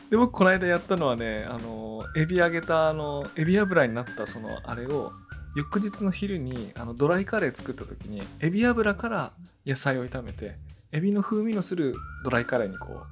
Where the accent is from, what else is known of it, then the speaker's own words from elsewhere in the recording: Iwate, Japan; 僕あの岩手出身なんですけど